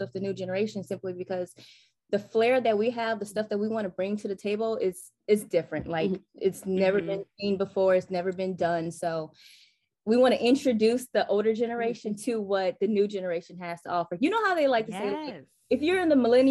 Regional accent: Los Angeles, California, United States; we're from Los Angeles

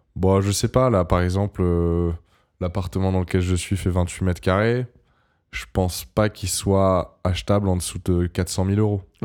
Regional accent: Montpellier, Occitania, France; moved away as an adult; now in Paris, France; je suis né à Montpellier et que, et que je, vivais à Montpellier

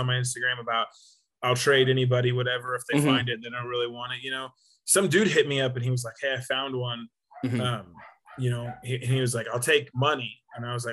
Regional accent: Southern Illinois, United States; also born or lived in Missouri; I'm from Southern Illinois, but like Missouri and stuff like that.

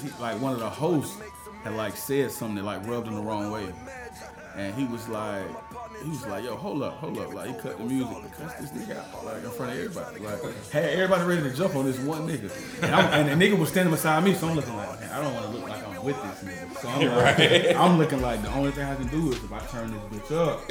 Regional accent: Charlotte, North Carolina, United States; born and raised in Charlotte

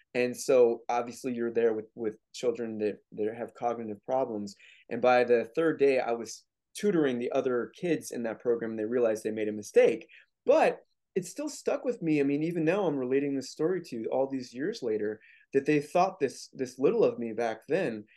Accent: St. Louis, Missouri, United States; I grew up in Saint Louis, Missouri

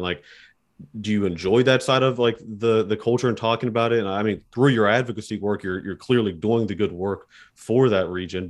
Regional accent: Appalachia, United States; accent: Appalachian; I don't think I have an accent, but when I talk to someone that's not from Appalachia, they're like, well, where are you from?

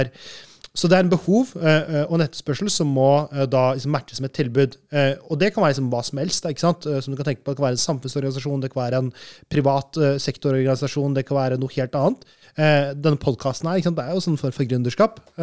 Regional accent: Norway; moved away as an adult; also born or lived in Malaysia / Brazil; Jeg er født og oppvokst i Norge

